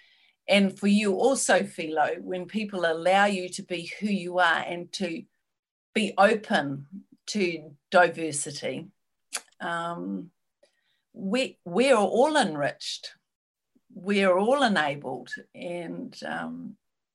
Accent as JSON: {"language": "English", "country": "New Zealand", "said": "I'm white, I'm a New Zealander"}